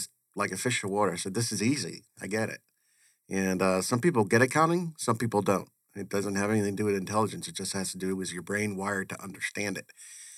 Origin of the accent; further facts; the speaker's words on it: Waltham, Massachusetts, United States; moved away as an adult; also born or lived in Connecticut; I actually grew up on the East Coast. I was born in Connecticut and spent my whole youth and went to school near Boston in Waltham, Massachusetts.